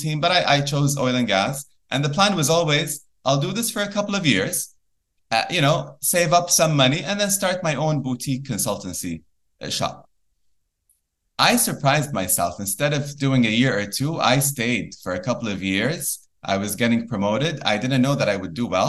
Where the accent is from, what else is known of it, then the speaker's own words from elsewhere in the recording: Kuwait; also born or lived in Boston / London; my home country, Kuwait